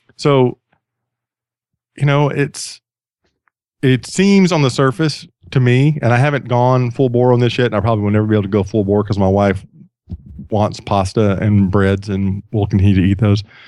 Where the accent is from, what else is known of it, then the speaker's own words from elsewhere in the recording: Sweeny, Texas, United States; now in Atlanta, United States; I grew up on the Gulf Coast of Texas.